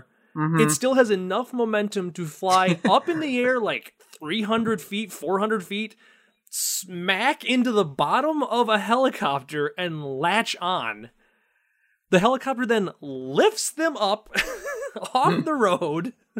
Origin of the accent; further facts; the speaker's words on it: Canada; accent: Canadian; I will drop my Canadian accent that's some crazy-ass shit right over there.